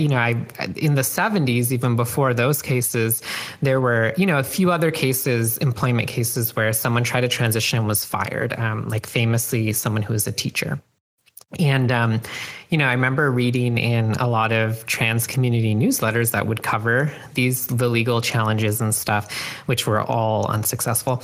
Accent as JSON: {"language": "English", "country": "Canada", "tie": "born or raised there", "moved": "yes", "lives_now": "United States", "said": "growing up in Canada"}